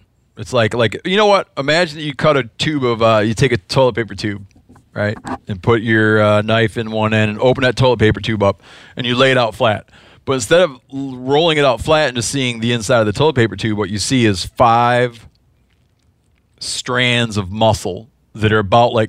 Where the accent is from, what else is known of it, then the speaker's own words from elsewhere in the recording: Midwest, United States; I don't remember because I'm from the Midwest.